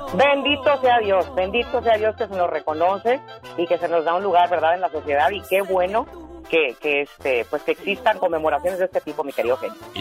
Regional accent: Madera, California, United States; moved away; also born or lived in Michoacán, Mexico; en Madera, California yo viví casi 20 años de mi vida, casi toda mi vida

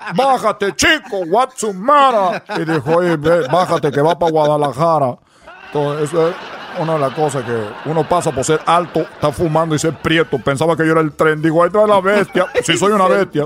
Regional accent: Cuba; accent: Cuban; now in United States; nosotros tenemos nuestro acento cubano

